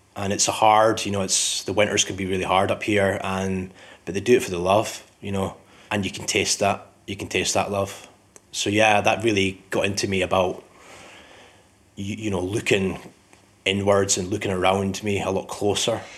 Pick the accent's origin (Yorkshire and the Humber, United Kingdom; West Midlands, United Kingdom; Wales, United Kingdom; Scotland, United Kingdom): Scotland, United Kingdom; Scottish Borders; moved away; also born or lived in Edinburgh; I'm um, originally from Edinburgh, but I grew up in the Scottish borders